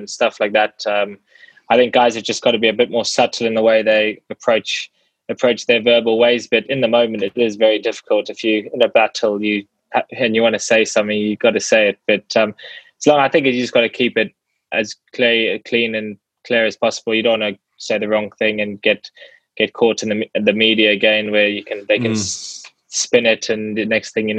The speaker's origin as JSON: {"language": "English", "country": "Zimbabwe", "tie": "born or raised there", "moved": "yes", "lives_now": "England", "said": "I was born in England and then moved over to Zimbabwe very young, and then lived out there for many years, and then obviously came back to England."}